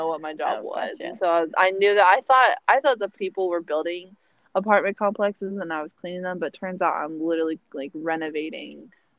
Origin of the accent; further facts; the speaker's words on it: Washington, United States; also born or lived in Honolulu, Hawaii; I am from Washington State, born and raised, proudly. Currently a resident.